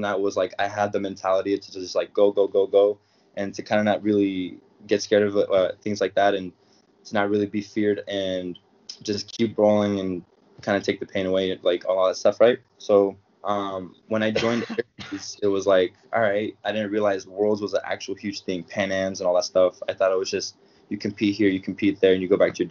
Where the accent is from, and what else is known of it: Sacramento, California, United States; born or raised there; now in Arizona, United States